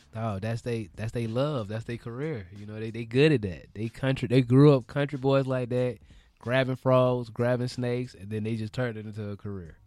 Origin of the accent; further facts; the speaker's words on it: the South, United States; also born or lived in Florida; now in Los Angeles, United States; I'm from the South.